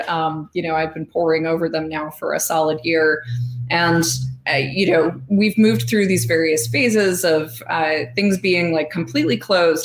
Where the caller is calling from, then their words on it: Chicago, Illinois, United States; I'm calling in from Chicago, Illinois, which is where I'm based.